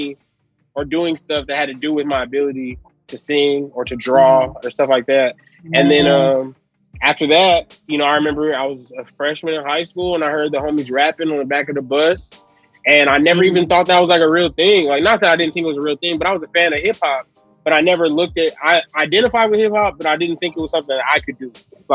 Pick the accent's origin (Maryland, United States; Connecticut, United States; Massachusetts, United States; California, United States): California, United States; Los Angeles; also born or lived in San Bernardino, California; I'm from Los Angeles originally. I was born at St. John's Hospital in Los Angeles